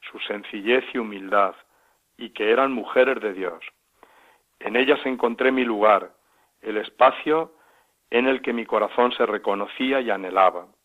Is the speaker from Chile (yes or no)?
no; Onda, Valencian Community, Spain; now in Villacañas, Spain; Soy de Honda, un pueblo de Castellón. Vivo actualmente en Villacañas, Toledo